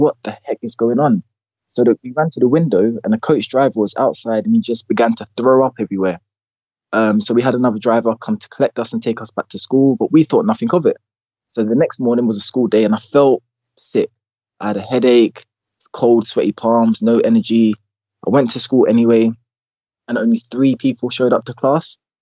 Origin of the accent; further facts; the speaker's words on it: London, United Kingdom; born and raised in West London